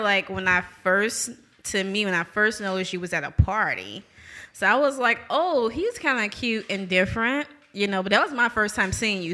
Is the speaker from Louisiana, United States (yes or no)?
yes; New Orleans, Louisiana, United States; now in Jackson, United States; I'm originally from New Orleans